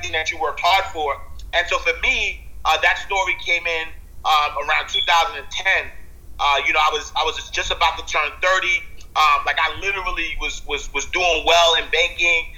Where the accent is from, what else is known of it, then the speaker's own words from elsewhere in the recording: New York City, New York, United States; I'm a kid from the projects, man. I'm from New York City